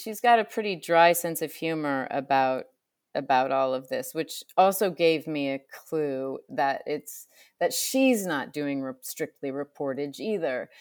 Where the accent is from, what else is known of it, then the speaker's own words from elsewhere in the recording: Illinois, United States; I grew up in Illinois